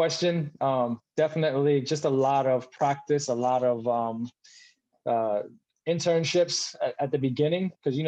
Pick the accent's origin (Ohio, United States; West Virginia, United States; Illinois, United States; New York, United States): New York, United States; New York City; moved away as an adult; also born or lived in Charlotte, North Carolina; I grew up in Brooklyn, New York